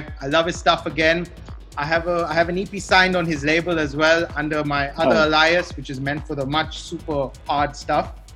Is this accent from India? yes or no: yes; Goa, India; born or raised there; also born or lived in Bangalore